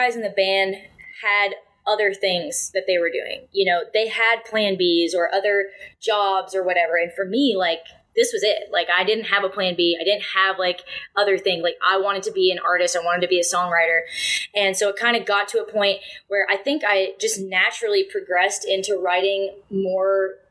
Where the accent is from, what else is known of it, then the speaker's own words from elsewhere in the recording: near Bowmanville, Ontario, Canada; also born or lived in Montreal; it was in my hometown. It was like in Bowmanville, basically, in the Mossport Racetrack, which is like, you know, 15 minutes from where I grew up.